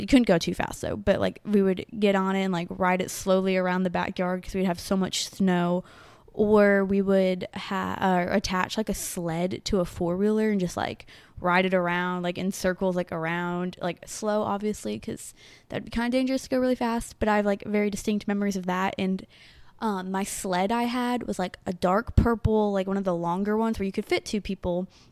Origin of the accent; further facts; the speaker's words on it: New York, United States; moved away; also born or lived in Tennessee; growing up in New York, we had a house